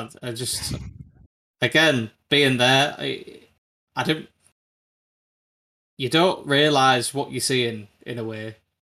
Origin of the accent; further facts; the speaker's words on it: United Kingdom; It's so frustrating being like a British fan of Moto2